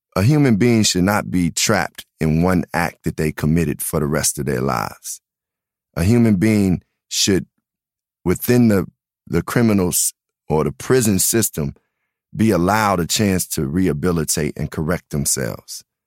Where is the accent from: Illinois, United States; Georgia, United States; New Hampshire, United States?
Illinois, United States; Chicago; being from the South Side, I really was raised just amongst black culture